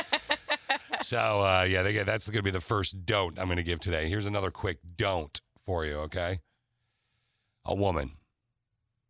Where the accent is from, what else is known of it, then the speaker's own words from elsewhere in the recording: East Lansing, Michigan, United States; I grew up in East Lansing